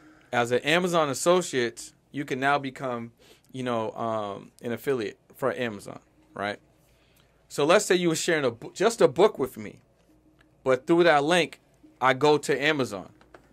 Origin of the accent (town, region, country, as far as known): Boston, Massachusetts, United States; moved away as an adult; now in Los Angeles, United States